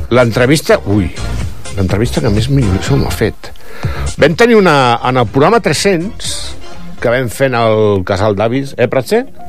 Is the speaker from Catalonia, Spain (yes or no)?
yes; Barcelona, Catalonia, Spain; now in Palafolls, Spain; jo vaig fer ràdio de petit a, a Barcelona, a el que seria Ràdio Ibiza, que és la ràdio del meu barri, a barri d'Horta